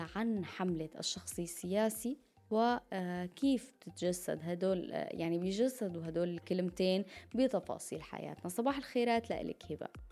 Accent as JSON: {"language": "Arabic", "country": "Syria", "said": "نحن كمان كسوريين"}